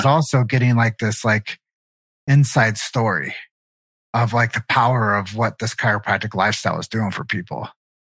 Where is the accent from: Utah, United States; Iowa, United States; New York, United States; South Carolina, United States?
Iowa, United States; Davenport; I grew up in Davenport, Iowa.